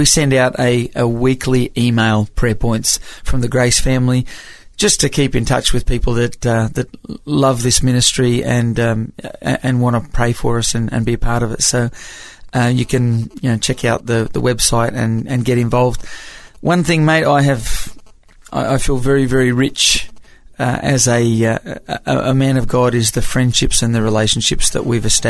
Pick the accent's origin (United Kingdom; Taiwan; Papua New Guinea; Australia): Papua New Guinea; accent: American; I grew up in Papua New Guinea as a missionary's kid, and most of my friends were Americans and my school teachers were Americans, so I've always had this kind of weird accent.